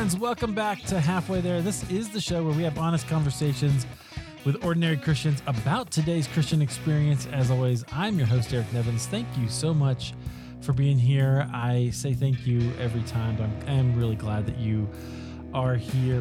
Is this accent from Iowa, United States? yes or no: yes; Iowa, United States; now in Colorado, United States; I grew up in Iowa, so not far from there